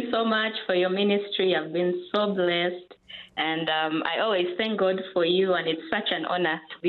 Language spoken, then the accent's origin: English; Kampala, Central Region, Uganda; Oh, from Kampala.